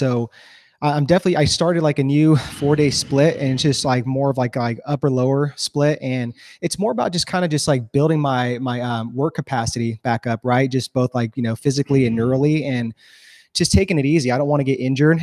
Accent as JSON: {"language": "English", "region": "California", "country": "United States", "tie": "born or raised there", "also_born_or_lived": "Los Angeles, United States", "moved": "as an adult", "lives_now": "Texas, United States", "said": "we're born and raised in California. I love California. That's home"}